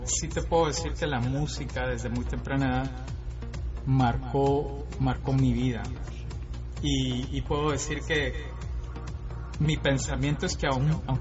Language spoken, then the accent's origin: Spanish; Guatemala City, Guatemala Department, Guatemala; Bueno, yo soy guatemalteco